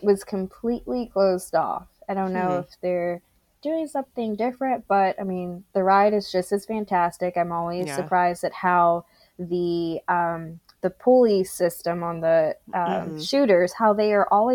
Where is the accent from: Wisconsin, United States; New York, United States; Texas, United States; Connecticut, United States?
Texas, United States; I'm a Texan